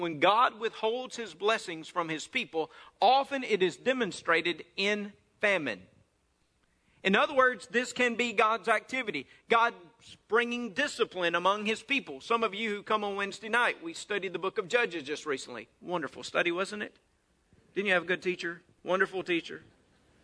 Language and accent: English; North Mississippi, United States; I grew up there in North Mississippi